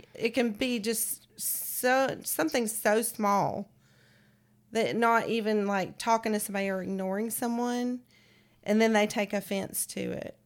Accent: San Francisco, California, United States; moved away; I grew up in San Francisco where it's, was the gay capital of the world

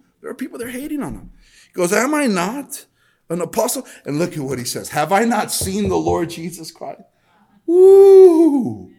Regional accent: El Monte, California, United States; Growing up in El Monte is a tough neighborhood. I mean, I was there in the middle of gang in the 90s. Late 80s, early 90s.

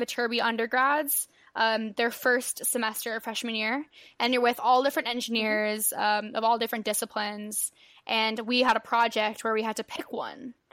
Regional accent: San Pedro, California, United States; I'm from San Pedro, California

